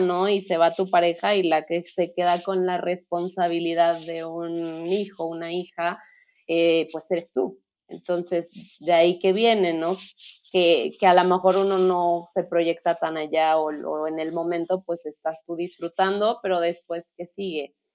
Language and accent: Spanish; Mexico; aquí en nuestro país